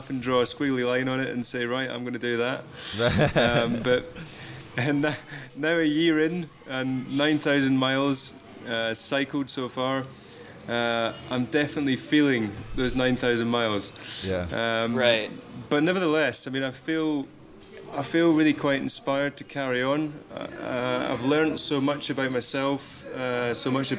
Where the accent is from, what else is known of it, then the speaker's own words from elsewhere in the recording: Scotland, United Kingdom; also born or lived in Leicester, England; now in England; I actually live in England, but I'm originally from Scotland.